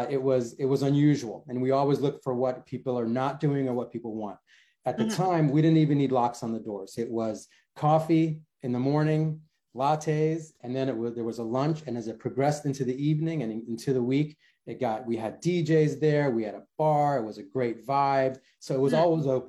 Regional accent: Washington, District of Columbia, United States; also born or lived in Johannesburg, South Africa; been a Washingtonian ever since, never lived anywhere else

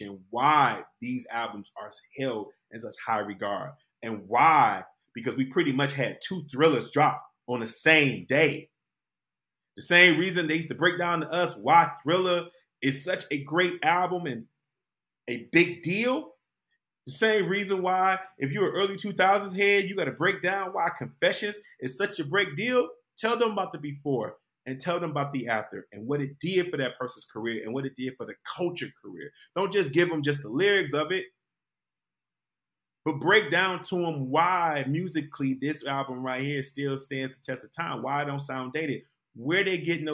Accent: Detroit, Michigan, United States; growing up in Detroit

